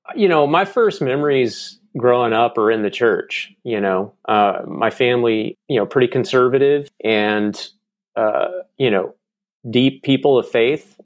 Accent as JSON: {"language": "English", "town": "Charlotte", "region": "North Carolina", "country": "United States", "tie": "born or raised there", "also_born_or_lived": "Jackson, Mississippi", "moved": "as an adult", "lives_now": "Nashville, United States", "said": "I lived there until I was about eight, eight and a half, and then my dad got transferred, uh, to Charlotte, North Carolina."}